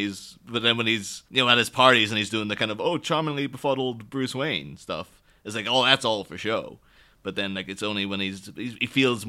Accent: Ireland; now in United Kingdom; I'm Irish

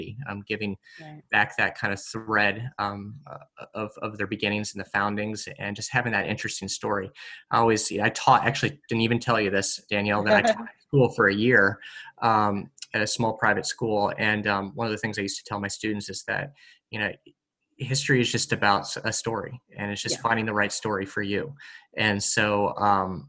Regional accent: East Coast, United States; also born or lived in Midwest; I grew up born in the Midwest, but moved to the East Coast when I was about 10 years old, and have been kind of living in the Eastern Seaboard for most of my life, and grew up with obviously some rich history around me

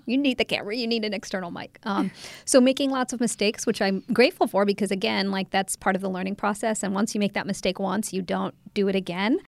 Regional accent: Ohio, United States; moved away as an adult; also born or lived in England / Canada; now in Washington, D.C., United States; I grew up mostly in Ohio until, um, college

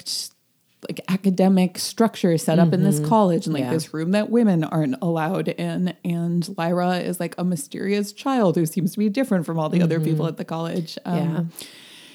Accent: United States; we are American

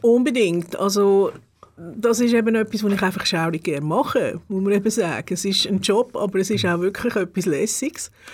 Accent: Gebenstorf, Aargau, Switzerland; auch in Gebisdorf aufgewachsen und dort in die Schule die ersten fünf Jahre

